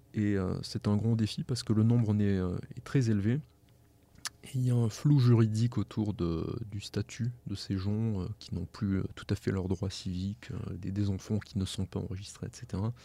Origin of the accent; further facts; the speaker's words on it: France; en tant que Français